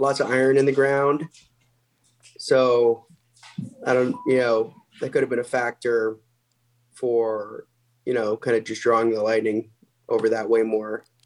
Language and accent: English; Salem, Missouri, United States; moved away as an adult; also born or lived in Omaha, Nebraska; I was born in Omaha, but then we moved down to the farm in Missouri when I was really young. And before I was even in school, and then moved back to Omaha in 99.